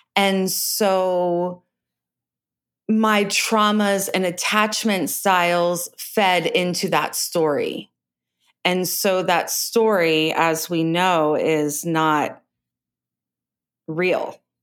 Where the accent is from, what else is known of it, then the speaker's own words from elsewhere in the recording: Virginia Beach, Virginia, United States; I was born in Virginia Beach, Virginia